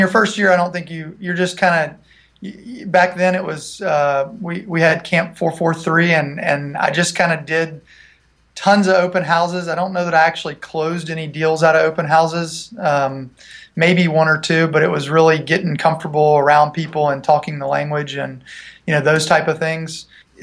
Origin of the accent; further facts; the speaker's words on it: Franklin, Tennessee, United States; also born or lived in Nashville, Tennessee; I'm originally from Nashville, actually from Franklin, Tennessee